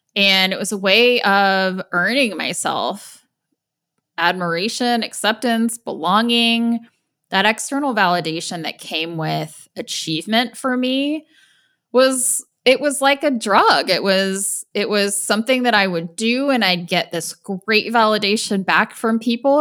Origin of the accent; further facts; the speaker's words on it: Indiana, United States; I grew up in Indiana